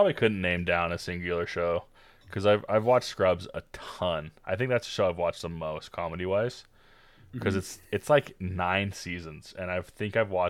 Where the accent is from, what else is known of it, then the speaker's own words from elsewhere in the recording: Utah, United States; accent: Utah; But with my Utah accent, I just sound like a mumbling idiot.